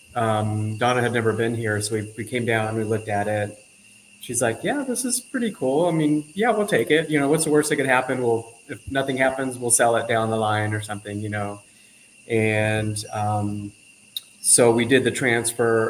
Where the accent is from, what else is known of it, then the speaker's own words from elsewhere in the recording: Southern California, United States; moved away as an adult; also born or lived in Mexico; now in Costa Rica; grew up in Southern California